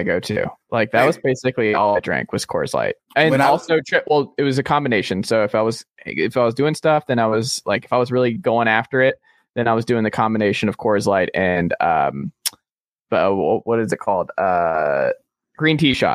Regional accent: Atlanta, Georgia, United States; growing up in Atlanta

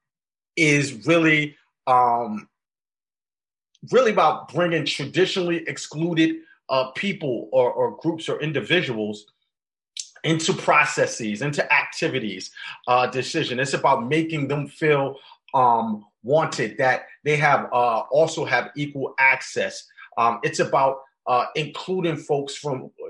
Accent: New York City, New York, United States; I grew up in the South Bronx, New York

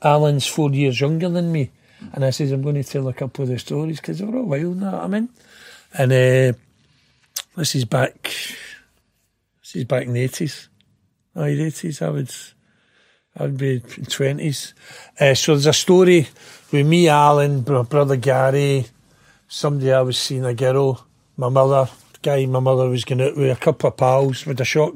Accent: Glasgow, Scotland, United Kingdom; also born or lived in Blackhill; I was born in Springburn

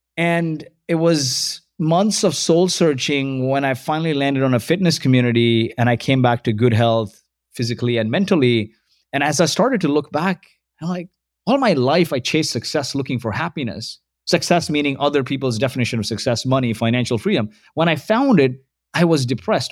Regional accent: Kuwait; moved away; also born or lived in Mumbai, India; So, I was born in Kuwait. My parents are from India.

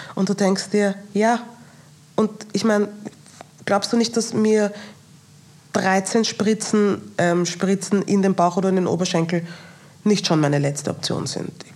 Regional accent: Austria; mit meinen nigerianischen Wurzeln aufgewachsen bin in Österreich

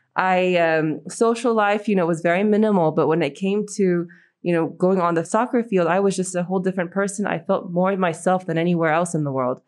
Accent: United States; also born or lived in Iran; American, Iranian with a Russian twist

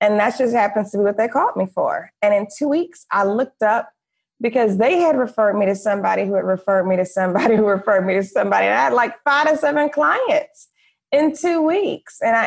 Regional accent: Detroit, Michigan, United States; moved away as an adult; also born or lived in Florida / Los Angeles; I grew up middle class in Detroit, Michigan

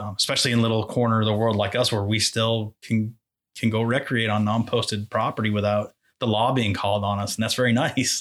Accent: Exeter, New Hampshire, United States; I grew up in Exeter, New Hampshire

